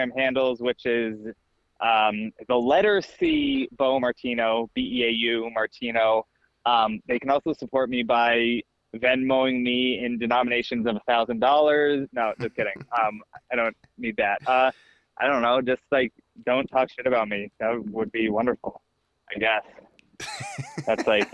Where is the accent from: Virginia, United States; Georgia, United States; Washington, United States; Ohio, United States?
Virginia, United States; growing up in Virginia in high school